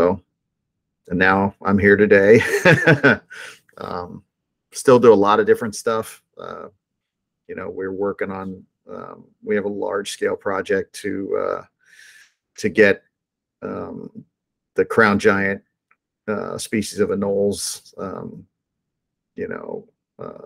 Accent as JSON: {"language": "English", "town": "Miami", "region": "Florida", "country": "United States", "tie": "born or raised there", "said": "a little kid growing up in Miami"}